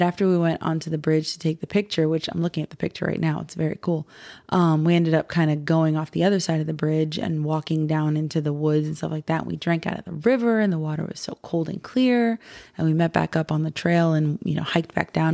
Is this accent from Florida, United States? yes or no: yes; Florida, United States; we're from Florida